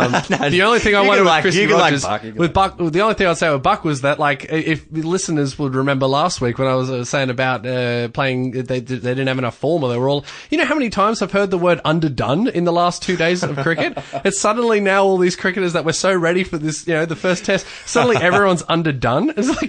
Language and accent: English; United Kingdom; I'm British, but I am also a commentator.